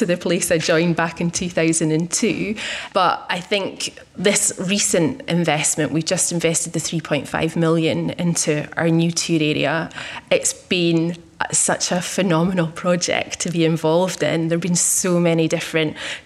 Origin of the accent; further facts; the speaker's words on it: Speyside, Scotland, United Kingdom; moved away as an adult; now in Edinburgh, United Kingdom; I'm originally from Speyside